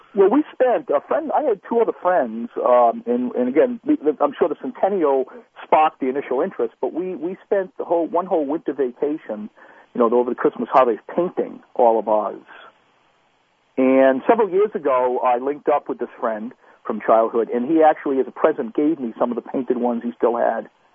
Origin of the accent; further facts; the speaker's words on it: Pawtuxet, Rhode Island, United States; I grew up in Rhode Island.